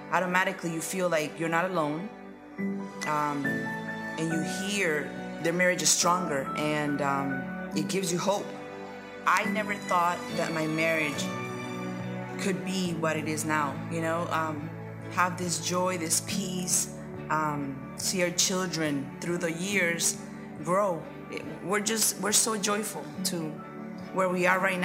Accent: Honduras; also born or lived in Reading, Pennsylvania; now in Florida, United States; I'm from Honduras.

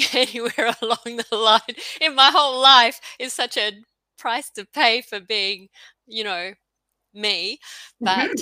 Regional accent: Australia; also born or lived in Queensland; I'm Australian and I live in Queensland

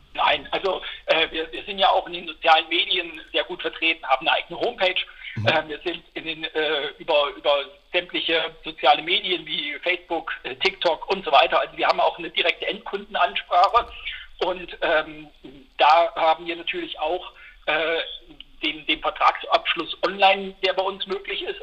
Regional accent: Eisenach, Thuringia, Germany; ich bin Thüringer. Ich habe halt einen besonderen Bezug zu, zu der Region Eisenach, weil da komme ich her

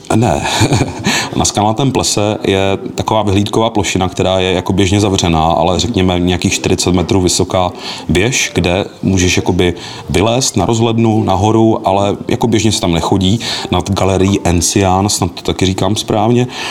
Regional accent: Moravia, Zlín Region, Czechia; spíš nás jako z Moravy, no, protože přeci jenom jsme tady ve Zlínském kraji velmi blízko Slovensku

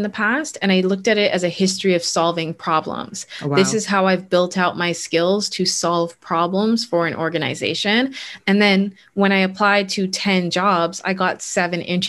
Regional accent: Bahamas; moved away as an adult; also born or lived in Canada; I was born and raised in the Bahamas

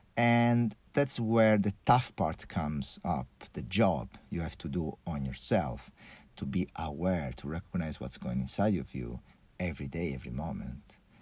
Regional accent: Porto Cervo, Sardinia, Italy; also born or lived in Switzerland; I grew up in a really pretty normal family, let's say, here in Sardine Island.

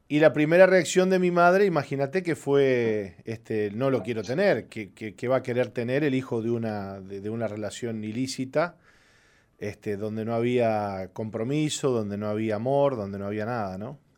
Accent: Argentina; born there; Yo nací en Argentina. Este, mi papá es argentino, mi mamá uruguaya.

